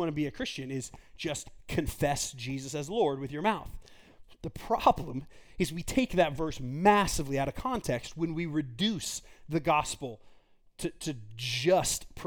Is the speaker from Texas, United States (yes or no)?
yes; Texas, United States; I grew up in Texas, the Bible Belt